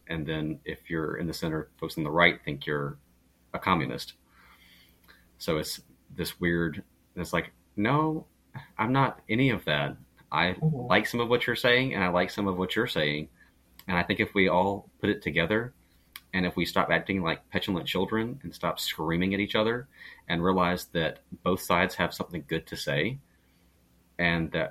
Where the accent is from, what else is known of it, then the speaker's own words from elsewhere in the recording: Georgia, United States; I'm from Georgia, so that's pretty deep south as you can get